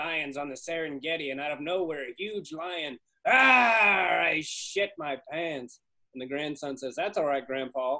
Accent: Kansas, United States; I'm from Kansas, and we had some pretty good high school talent

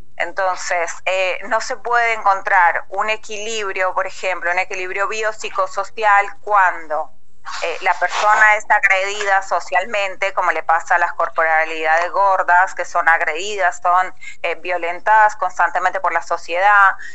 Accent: Colombia; moved away; yo soy colombiana

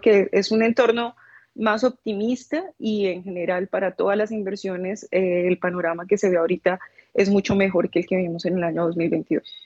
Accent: Colombia; soy colombiana

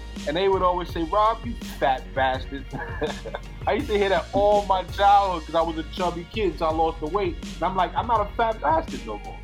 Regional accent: New York City, New York, United States; I'm from Jackson Avenue, and I never moved up to Boston Road.

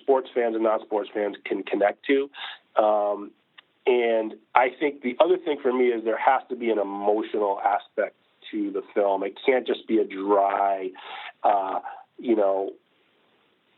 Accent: outside of Boston, Massachusetts, United States; I grew up outside of Boston

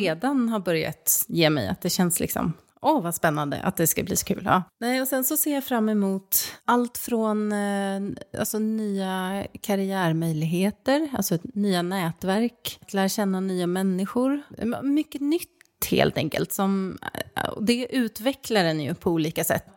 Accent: Stockholm, Stockholm County, Sweden; moved away as an adult; also born or lived in Norrköping; flytta liksom då från min hemstad, då Stockholm, till Norrköping

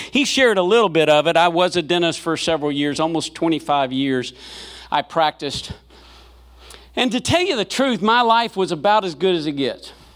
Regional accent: Selma, Alabama, United States; now in Memphis, United States; I was born in Selma, Alabama

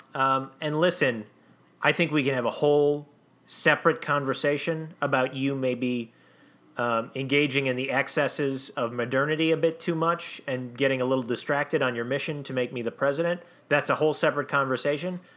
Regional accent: Saint Anthony, Minnesota, United States; my hometown of Saint Anthony, Minnesota

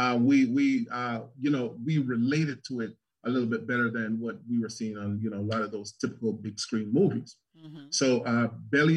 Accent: South Florida, United States; moved away as an adult; now in Charlotte, United States; I'm from South Florida

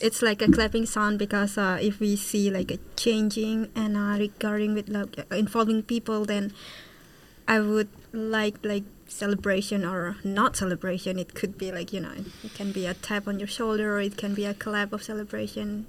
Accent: Indonesia; moved away as an adult; now in Utrecht, Netherlands; I'm from Indonesia and I'm studying international management in Utrecht University

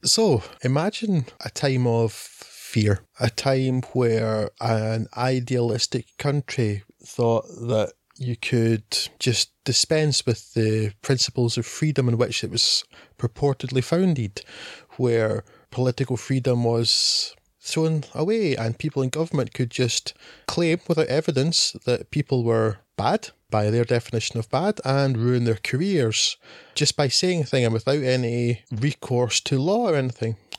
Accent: Scotland, United Kingdom; we are Scottish men

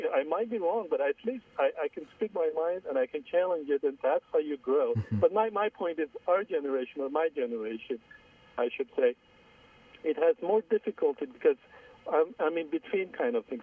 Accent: Iran; moved away as an adult; now in United States; I was born in Iran. I'm Armenian.

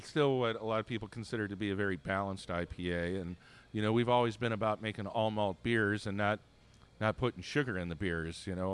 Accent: Michigan, United States; we're from Michigan

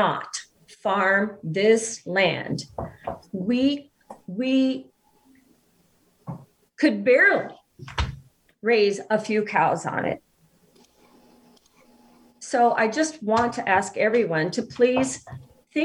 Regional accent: Iowa, United States; now in Kansas, United States; I'm from Iowa, farming people all my life

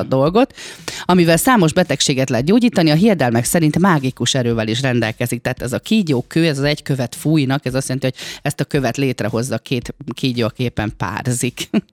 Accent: Gyomaendrőd, Békés, Hungary; én vidéki lány vagyok, én gyomendrődi lány vagyok, és nálunk az endrődi falu részen gyermekkoromban

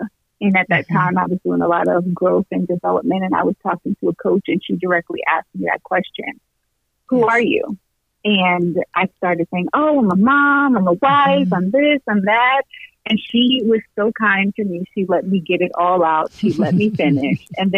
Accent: New Jersey, United States; also born or lived in Atlanta; now in Peoria, United States; Yeah, I was born in New Jersey, and then I grew up, so I spent half of my life in New Jersey, half of my life in Atlanta, and I moved to Peoria

